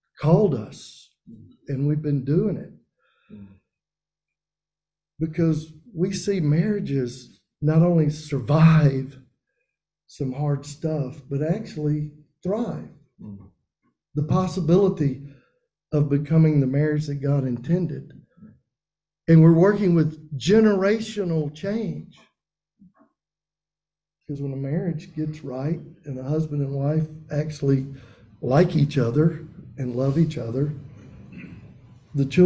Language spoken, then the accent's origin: English; Macon, Mississippi, United States; I'm from Macon, Mississippi